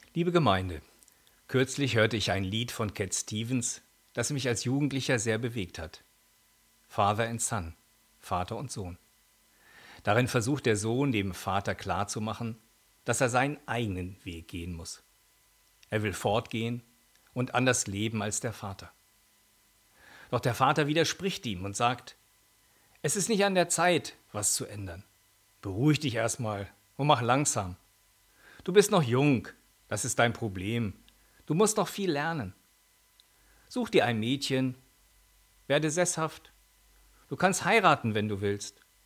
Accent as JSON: {"language": "German", "town": "Holzminden", "region": "Lower Saxony", "country": "Germany", "tie": "born or raised there", "said": "meine Heimatstadt Holzminden"}